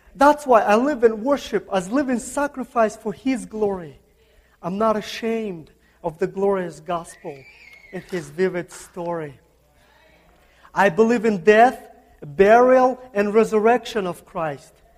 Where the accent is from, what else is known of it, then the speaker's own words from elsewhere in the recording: Kazakhstan; English is a second language; moved away; I'm from Central Asia. Central Asia, it's a, uh, uh, it's a country called Kazakhstan.